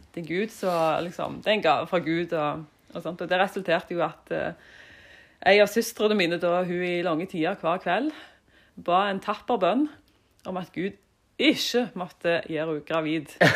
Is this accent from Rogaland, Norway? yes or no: yes; Jørpeland, Rogaland, Norway; jeg er jo fra Jørpeland. Mm. Stolt av det. Ja, og vokste opp i en familie på seks.